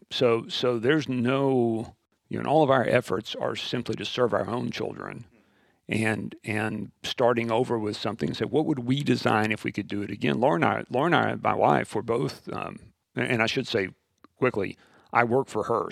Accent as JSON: {"language": "English", "region": "West Texas", "country": "United States", "tie": "born or raised there", "said": "born and raised in West Texas"}